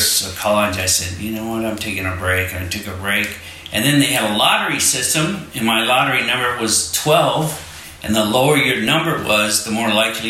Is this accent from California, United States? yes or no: yes; Cupertino, California, United States; also born or lived in Coral Gables, Florida / Michigan; And then came to California when I was 9.